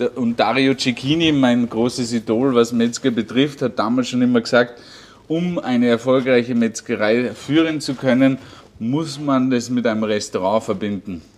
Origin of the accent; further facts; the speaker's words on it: Lungau, Salzburg, Austria; bei uns im Lungau